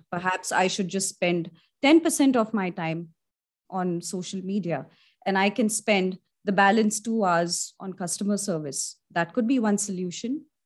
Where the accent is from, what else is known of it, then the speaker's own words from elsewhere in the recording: India; I'm an Indian and I've studied, I've done my college in, uh, India